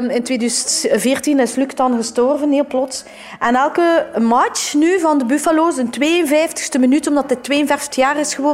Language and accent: Dutch; Ghent, Flanders, Belgium; Maar wel, allee, je weet wel dat ik, van, dat ik van België kom.